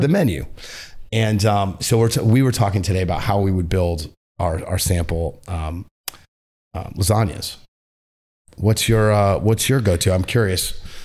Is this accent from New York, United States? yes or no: yes; New York, United States; we're all from New York